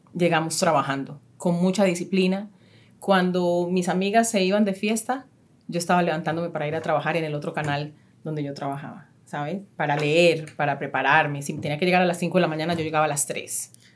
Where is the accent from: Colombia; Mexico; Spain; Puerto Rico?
Colombia; Istmina, Chocó; moved away; Ismina, eh, el pueblo donde yo nací